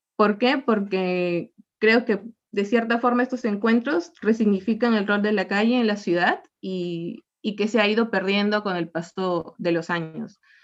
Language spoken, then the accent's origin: Spanish; Chiclayo, Lambayeque, Peru; yo no nací en Chiclayo, sin embargo yo llevo más de 25 años viviendo aquí y, y, también creo que es importante recalcar el privilegio que yo he tenido de vivir casi a unos 3 kilómetros del pleno centro de la ciudad y pues mi niñez, mi, infancia, mi, mi, adolescencia